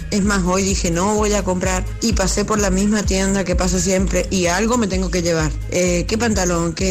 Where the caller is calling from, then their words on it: Seville, Andalusia, Spain; Hola, buenas tardes, Tony. … de Sevilla.